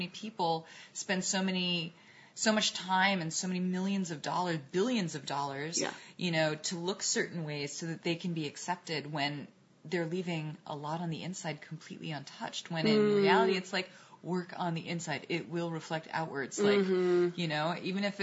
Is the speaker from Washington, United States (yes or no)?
no; New York City, New York, United States; I grew up in Manhattan and a little bit outside Manhattan